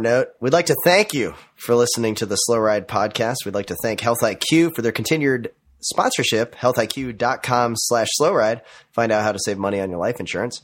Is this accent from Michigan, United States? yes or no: no; Minnesota, United States; growing up in the Minnesota cycling scene